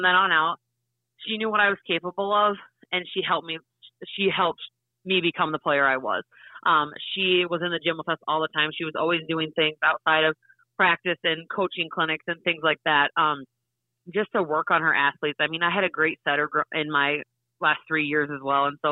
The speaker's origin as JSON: {"language": "English", "town": "Parker", "region": "South Dakota", "country": "United States", "tie": "born or raised there", "said": "growing up in Parker, you can't wait to be a Parker Pheasant high school volleyball player"}